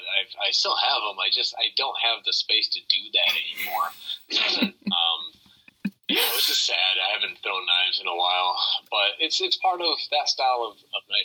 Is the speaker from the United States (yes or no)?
yes; United States; moved away as an adult; now in Chengdu, China; I'm very American still.